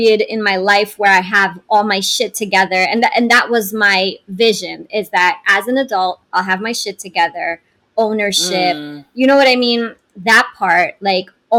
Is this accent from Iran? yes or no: yes; Iran; moved away; also born or lived in Canada; I'm from Iran. I was born there, raised by Iranian parents, in a whole other environment, right, when we moved to Canada.